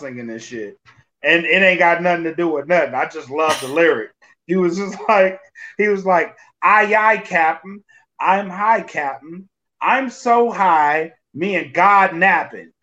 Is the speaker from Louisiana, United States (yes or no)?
yes; Louisiana, United States; I'm from Louisiana.